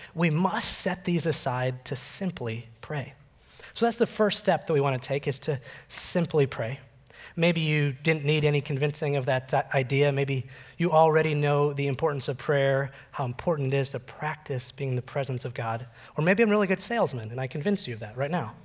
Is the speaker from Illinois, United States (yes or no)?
yes; Oak Park, Illinois, United States; I grew up just outside Chicago in the Oak Park River Forest area